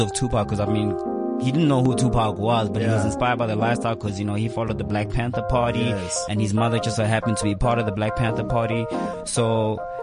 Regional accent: Kempton Park, Gauteng, South Africa; growing up in the East Rand. I'm from the East Rand of Kempton Park.

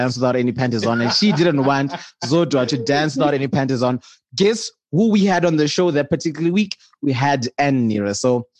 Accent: Bulawayo, Zimbabwe; I grew up in Bulawayo

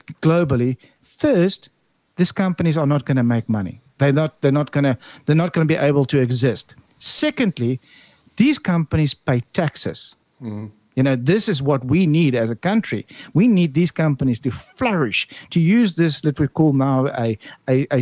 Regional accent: South Africa; as a South African

